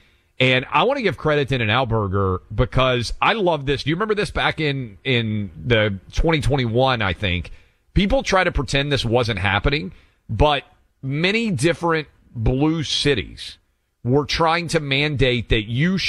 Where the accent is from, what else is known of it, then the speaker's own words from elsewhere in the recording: Franklin, Tennessee, United States; they are moving their East Coast headquarters to Franklin, Tennessee, I believe. And that is my hometown